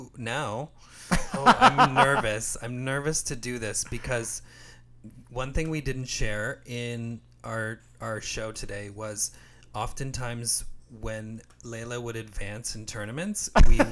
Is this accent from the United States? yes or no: no; Canada; I'm Canadian